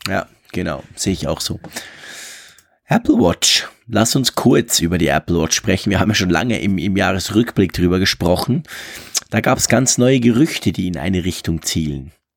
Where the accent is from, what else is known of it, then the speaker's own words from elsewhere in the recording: Switzerland; ich als Schweizer